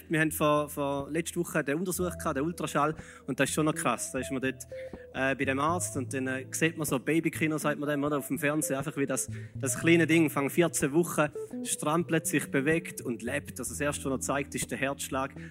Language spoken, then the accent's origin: German; Switzerland; Aber es funktioniert so einigermaßen, einmal bei uns als Schweizer.